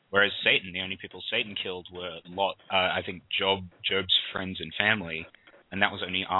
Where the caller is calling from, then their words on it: Australia; I'm calling from Australia.